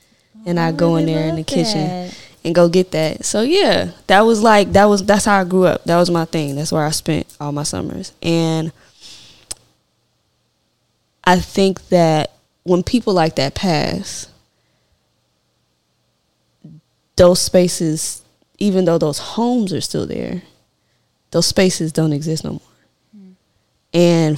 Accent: Memphis, Tennessee, United States; I'm originally from Memphis, and I spent my summers between Central Gardens and South Parkway in Memphis, Tennessee.

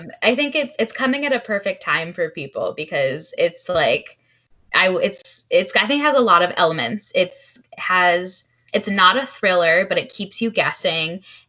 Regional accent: Fairfield, Connecticut, United States; I grew up in Fairfield, like right next to Westport

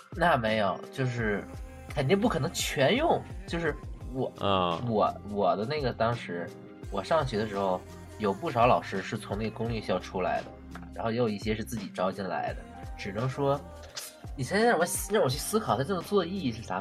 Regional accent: Tianjin, China; 我们学校吧，我是天津的那个，也是一个重点高中

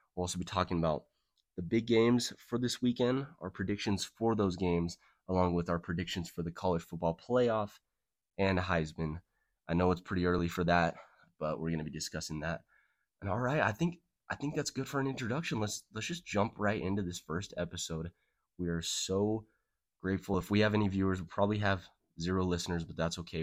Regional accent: Salt Lake City, Utah, United States; I'm from Salt Lake City, Utah

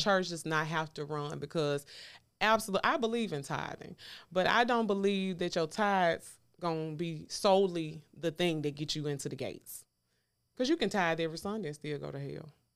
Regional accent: the South, United States; I'm from the South

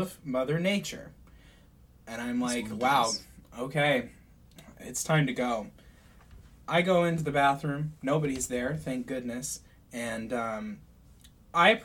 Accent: St. Louis, Missouri, United States; I grew up in St. Louis

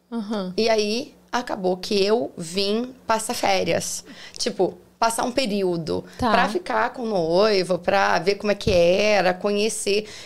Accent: Passos, Minas Gerais, Brazil; moved away as an adult; also born or lived in São Paulo; now in Orlando, United States; sou mineira, sou mineira. de uma cidade pequenininha chamada Passos, é interior de Minas

